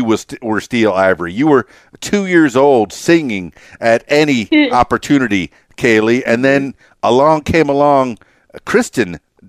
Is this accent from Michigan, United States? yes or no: no; Florida, United States; now in Conway, United States; And I graduated down in Fort Lauderdale, Florida. I was raised in South Florida, and here I am in Conway, Arkansas, just a little bit north of Little Rock.